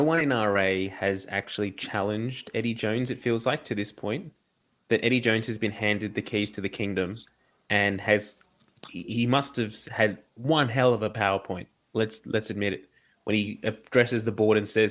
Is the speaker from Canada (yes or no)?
no; Australia; as an Australian rugby fan